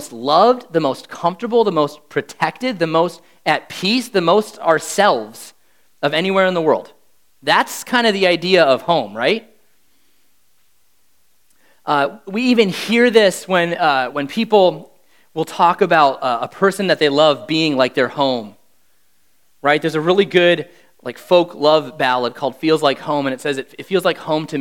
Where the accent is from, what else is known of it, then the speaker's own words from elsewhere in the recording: Wisconsin, United States; moved away as an adult; now in Jacksonville, United States; I'm from Wisconsin